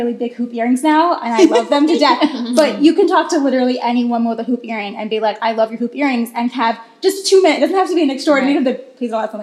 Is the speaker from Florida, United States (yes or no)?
yes; Florida, United States; moved away as an adult; now in New York, United States; I'm from Florida